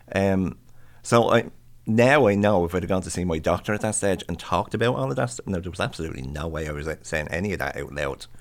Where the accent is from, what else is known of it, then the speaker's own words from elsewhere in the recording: Ireland; I'm Irish.